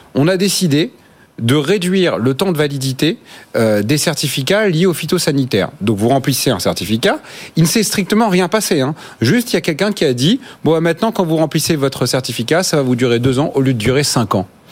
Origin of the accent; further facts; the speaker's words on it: Normandy, France; je viens de Normandie